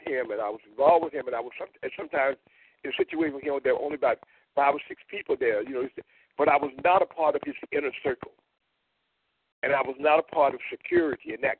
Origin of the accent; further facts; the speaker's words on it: Tuskegee, Alabama, United States; In Tuskegee, my hometown